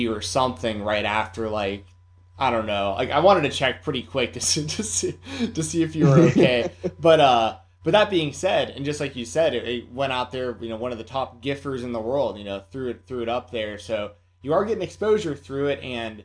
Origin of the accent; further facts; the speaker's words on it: Atlanta, Georgia, United States; moved away; I'm originally from Atlanta, so most of my friends and stuff that I grew up